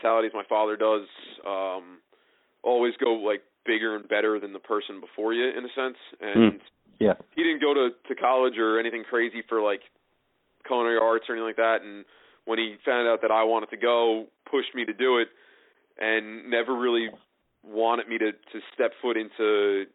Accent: Tinton Falls, New Jersey, United States; where I grew up in Tittenham Falls

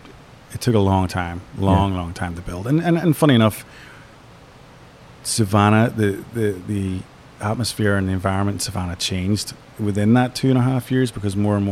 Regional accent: Ireland; moved away; also born or lived in New York; We're all from Ireland, but ultimately lived in New York for 20 years

